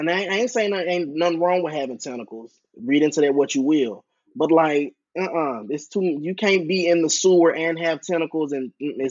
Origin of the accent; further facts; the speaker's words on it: the South, United States; accent: Southern; I'm from the South where we run everything together.